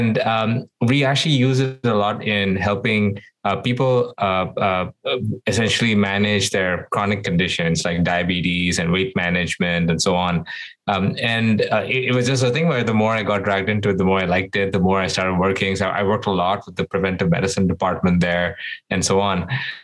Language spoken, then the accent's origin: English; Doha, Qatar; also born or lived in India; I was born in India. And when I was very young, my parents moved me and my sister to the Middle East, where we grew up in this place called Doha, Qatar.